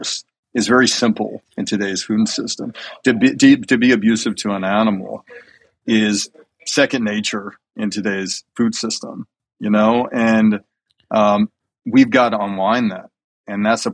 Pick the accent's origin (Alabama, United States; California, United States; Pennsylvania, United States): Alabama, United States; I grew up in Alabama eating chicken wings for dinner almost every night